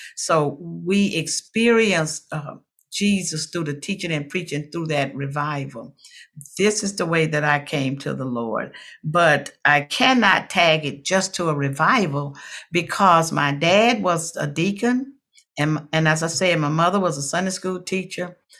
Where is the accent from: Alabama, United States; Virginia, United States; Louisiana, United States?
Louisiana, United States; Watson; I'm from Watson, Louisiana, a little rural community in Louisiana.